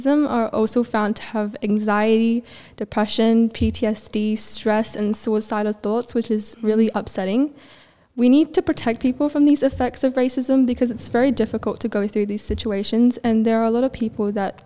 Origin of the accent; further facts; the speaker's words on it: Malaysia; My nationality is Malaysian, but my cultural background is Chinese.